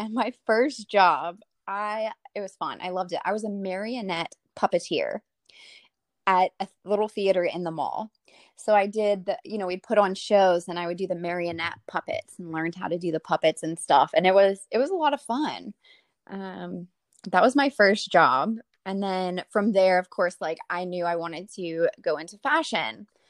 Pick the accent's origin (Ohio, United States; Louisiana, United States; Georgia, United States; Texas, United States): Louisiana, United States; Lafayette; Mm-hmm. Yeah, Lafayette, Louisiana.